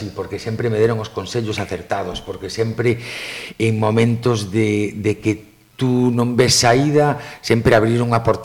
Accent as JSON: {"language": "Galician", "town": "O Grove", "region": "Galicia", "country": "Spain", "tie": "born or raised there", "also_born_or_lived": "Switzerland", "said": "son do Grove e, e o que me dá o meu povo non me dá ningún outro lugar"}